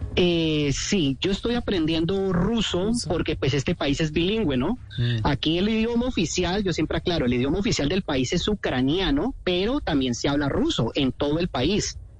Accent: Cali, Valle del Cauca, Colombia; moved away as an adult; also born or lived in Bucaramanga / Chile; now in Kharkiv, Ukraine; Yo soy de Cali. Cuando a mí me preguntan dónde soy, yo soy caleño, pero nací en Bucaramanga, pero yo soy caleño.

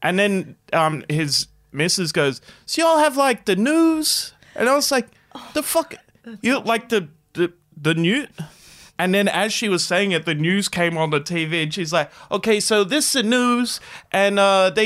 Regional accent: Australia; where are you from? We're like, Australia.

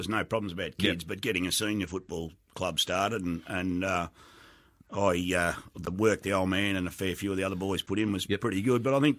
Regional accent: Simpson, Victoria, Australia; Oh, well, there wasn't a lot to do except on the farm. But, yeah, we got a footy club started.

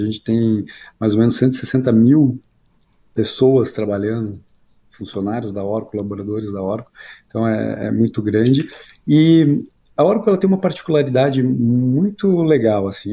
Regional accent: Curitiba, Paraná, Brazil; moved away as an adult; sou de Curitiba, né? Morei lá até os 28, 29 anos

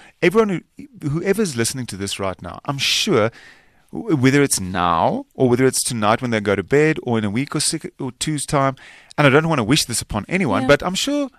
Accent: South Africa; first language Afrikaans; English is a second language; Most of the dialogue is in Afrikaans because that's my native tongue.

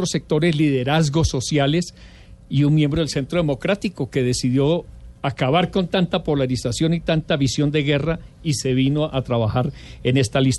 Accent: Colombia; Yo no soy del partido FARC, yo

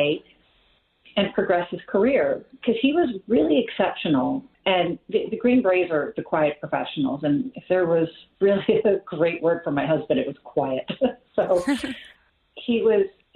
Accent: Bethlehem, Pennsylvania, United States; also born or lived in New Jersey; Bethlehem, Pennsylvania, which is my hometown

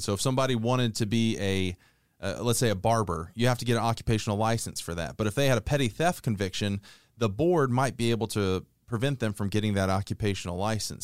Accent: Conyers, Georgia, United States; born or raised there

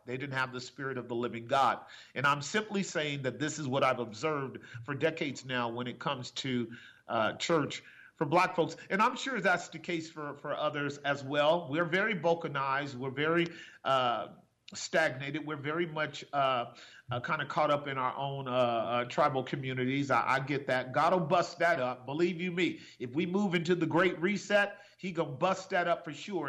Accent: Oakland, California, United States; I grew up in Oakland and I know Oakland well on so many levels

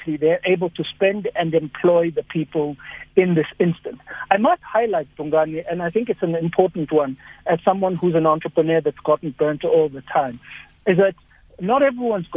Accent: Upington, Northern Cape, South Africa; I come from Upington

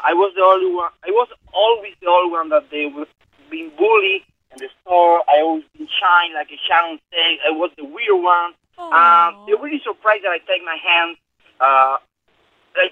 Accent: Cuba; moved away; I come from Cuba

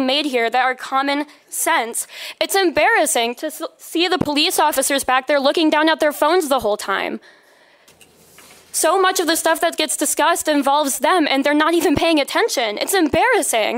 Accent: Grand Rapids, Michigan, United States; I'm from Grand Rapids, lived here my whole life

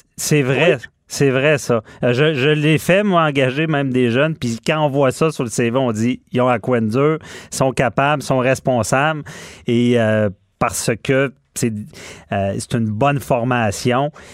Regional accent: Quebec City, Quebec, Canada; je suis de Québec

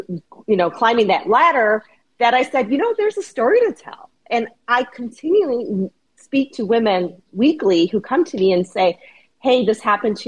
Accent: Chicago, Illinois, United States; I'm born and raised in Chicago

